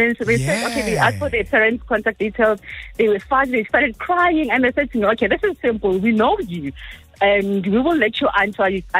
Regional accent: Johannesburg, Gauteng, South Africa; So I grew up living in Johannesburg, the CBD.

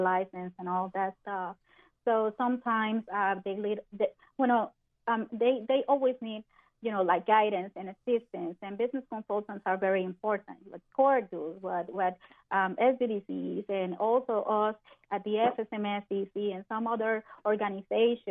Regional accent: Puerto Rico; moved away as an adult; now in Orlando, United States; I was born in Puerto Rico, so I'm Puerto Rican. I'm a Hispanic lady, and most of my life I live in Puerto Rico, so I just came here and moved to Orlando just a few years ago

